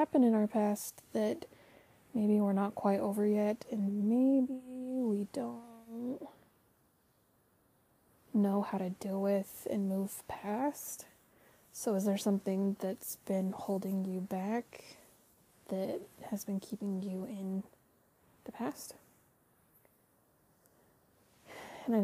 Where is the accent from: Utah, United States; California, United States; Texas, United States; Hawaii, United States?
Utah, United States; I'm from Utah. We don't pronounce our T's sometimes.